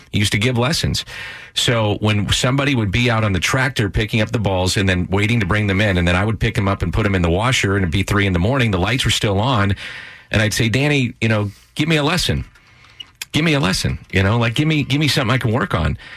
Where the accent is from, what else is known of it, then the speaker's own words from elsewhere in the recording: St. Louis, Missouri, United States; I grew up in South St. Louis